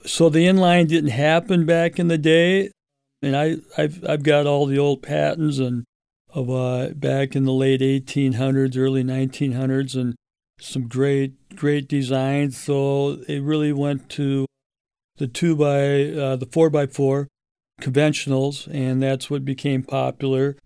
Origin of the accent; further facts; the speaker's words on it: St. Louis Park, Minnesota, United States; I grew up in St. Louis Park and uh, graduated in 77